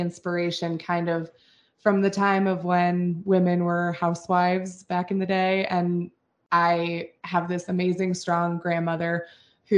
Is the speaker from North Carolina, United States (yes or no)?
no; Steamboat Springs, Colorado, United States; moved away; I had moved back to my hometown, which is Steamboat Springs, Colorado